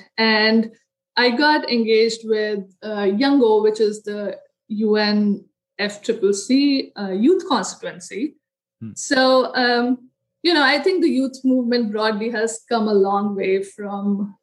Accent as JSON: {"language": "English", "country": "India", "tie": "born or raised there", "moved": "as an adult", "lives_now": "United States", "said": "I was born in India, grew up there, got my undergraduate degree in architecture"}